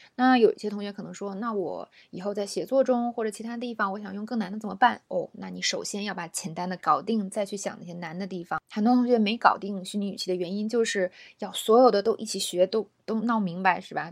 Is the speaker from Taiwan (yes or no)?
no; China; 我作为一个中国人，或，呃，尤其是教英文的老师